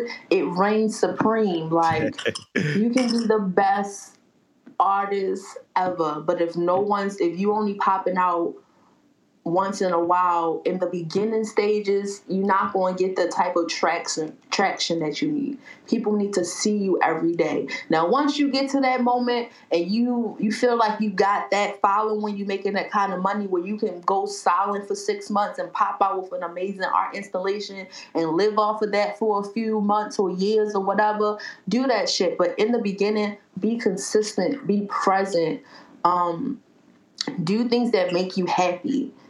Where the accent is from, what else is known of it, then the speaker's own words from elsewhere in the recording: Baltimore, Maryland, United States; I'm a Baltimore dummy.